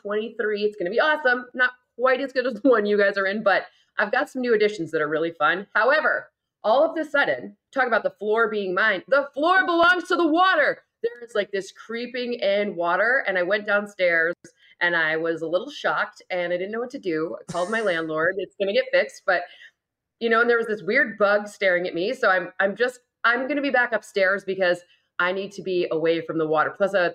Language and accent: English; Midwest, United States; I'm not from here. I didn't make this infrastructure. I'm from the Midwest. I'm a hardy soul.